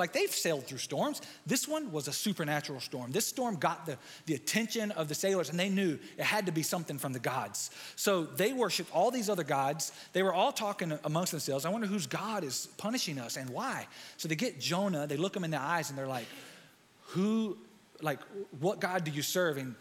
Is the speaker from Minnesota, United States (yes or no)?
no; near Fayetteville, North Carolina, United States; also born or lived in Dallas, Texas; placed in foster care just outside of Fayetteville, North Carolina